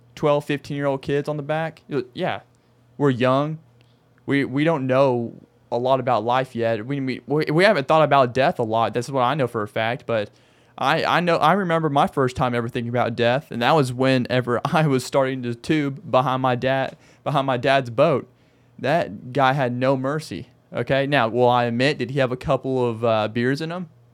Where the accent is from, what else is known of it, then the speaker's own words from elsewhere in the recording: Arkansas, United States; moved away as an adult; now in Phoenix, United States; I'm from Arkansas